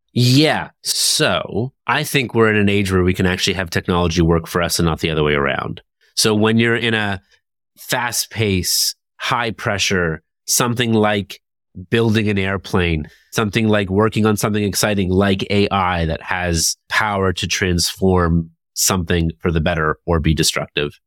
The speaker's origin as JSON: {"language": "English", "town": "Toronto", "region": "Ontario", "country": "Canada", "tie": "born or raised there", "said": "Toronto, my hometown"}